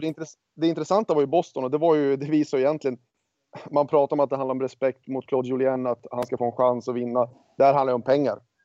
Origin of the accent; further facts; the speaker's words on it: Örnsköldsvik, Västernorrland County, Sweden; also born or lived in Los Angeles; now in United States; hemma i Örnsköldsvik